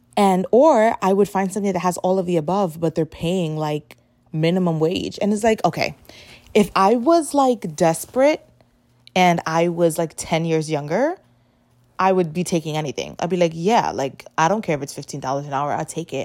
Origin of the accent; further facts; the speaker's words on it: New York City, New York, United States; I grew up in the Bronx